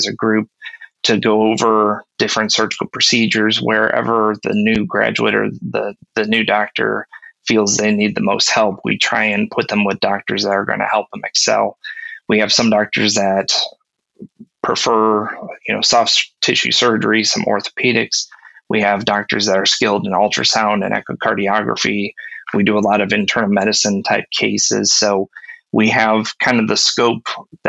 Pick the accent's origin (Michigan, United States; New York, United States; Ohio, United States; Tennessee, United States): Ohio, United States; I grew up in Ohio and not too far from Kent and Stow